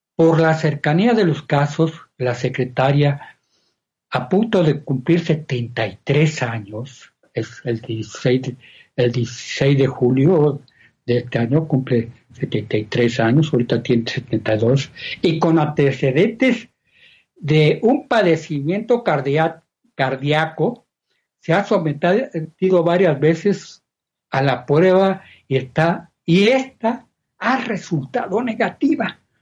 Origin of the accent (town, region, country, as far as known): Mexico